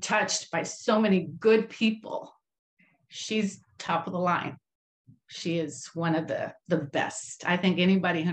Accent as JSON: {"language": "English", "town": "Compton", "region": "California", "country": "United States", "tie": "born or raised there", "also_born_or_lived": "Mexico / East Los Angeles", "said": "we grew up in Compton"}